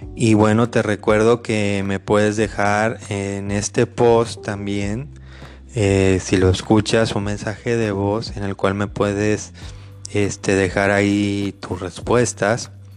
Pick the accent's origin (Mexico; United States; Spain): Mexico; Yo soy mexicano